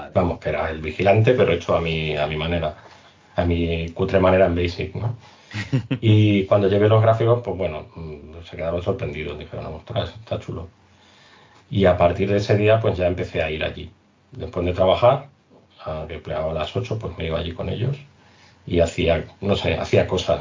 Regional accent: Spain; nosotros como españoles

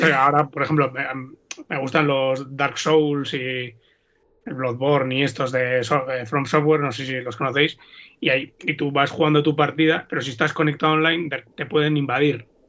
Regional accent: Vitoria-Gasteiz, Basque Country, Spain; yo soy de Vitoria

